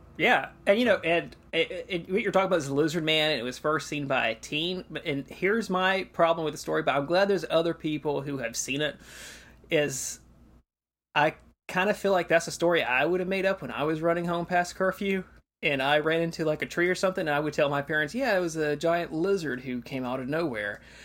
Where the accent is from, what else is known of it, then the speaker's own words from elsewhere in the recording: Georgia, United States; I grew up in Georgia, and I remember the eighth grade year was always the state history year